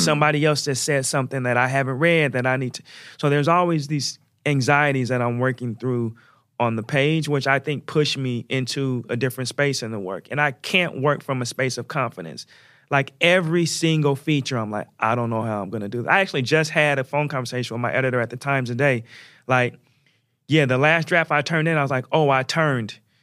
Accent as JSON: {"language": "English", "town": "Portland", "region": "Oregon", "country": "United States", "tie": "born or raised there", "said": "my hometown, which is Oregon, Portland, Oregon"}